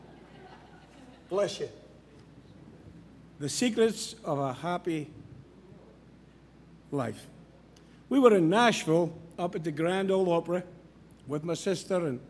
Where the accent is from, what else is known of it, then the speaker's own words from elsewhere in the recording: Scotland, United Kingdom; moved away; I'm from Scotland.